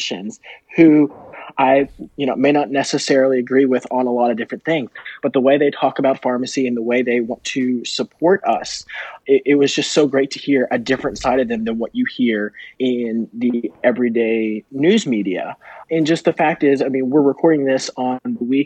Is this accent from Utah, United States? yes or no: no; Kentucky, United States; moved away; In my home state of Kentucky